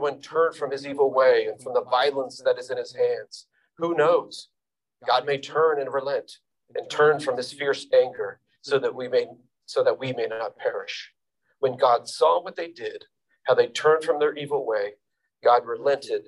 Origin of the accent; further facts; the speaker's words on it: New York City, New York, United States; me as a New Yorker